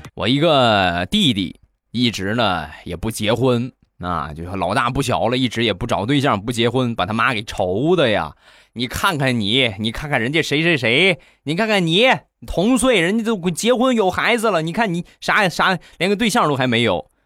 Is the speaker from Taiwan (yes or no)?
no; Rizhao, Shandong, China; 我们家乡的特产，日照绿茶